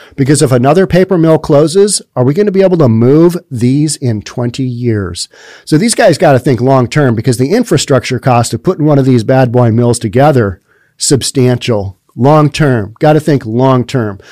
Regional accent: United States; As a kid growing up in America

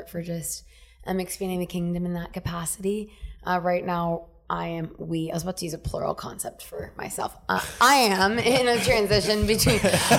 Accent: Cagayan de Oro, Northern Mindanao, Philippines; born there; I was born in the Philippines, small island, Cagayan de Oro. I'm Mindanao.

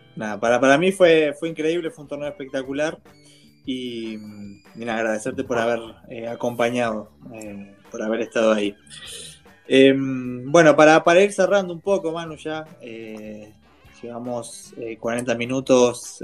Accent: Argentina; somos más argentinos que españoles

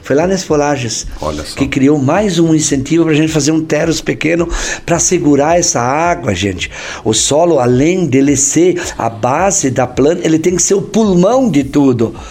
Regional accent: Não-Me-Toque, Rio Grande do Sul, Brazil; sou natural de Nomitoque, no Rio Grande do Sul.

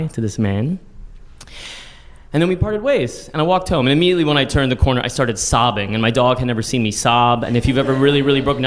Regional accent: San Antonio, Texas, United States; also born or lived in Austin, Texas; now in New York, United States; "Oh, I'm from Texas." "Oh, really? Oh, what part?" And I was like, "Well, I love Austin, but I'm really from San Antonio."

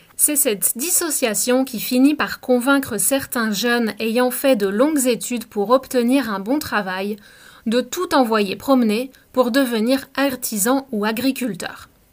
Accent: France; moved away; also born or lived in Canada; je suis Française et que j'ai travaillé en France et à l'étranger

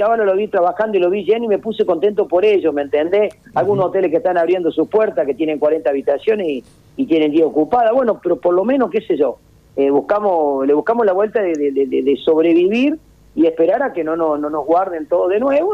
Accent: Argentina; no somos así los argentinos

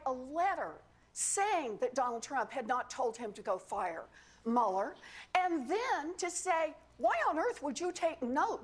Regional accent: Oklahoma, United States; I grew up out in Oklahoma

